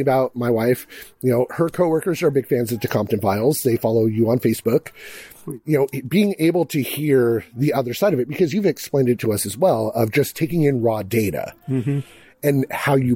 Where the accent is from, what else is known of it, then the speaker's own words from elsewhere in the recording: Kent, Washington, United States; I grew up in Kent